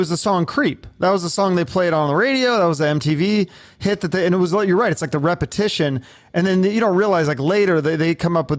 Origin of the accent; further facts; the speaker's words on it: Seattle, Washington, United States; I grew up in Seattle and we had two rock stations there